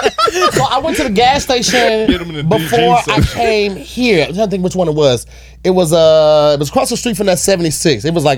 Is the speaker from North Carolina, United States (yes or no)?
no; St. Louis, Missouri, United States; born or raised there